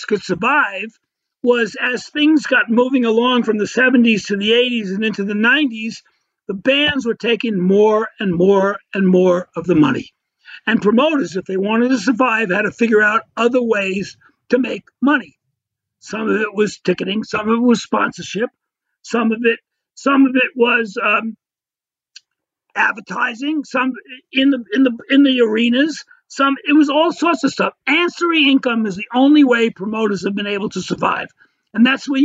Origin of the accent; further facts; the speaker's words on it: New York City, New York, United States; now in Denver, United States; I grew up in Crown Heights, Brooklyn, a rather lower middle class area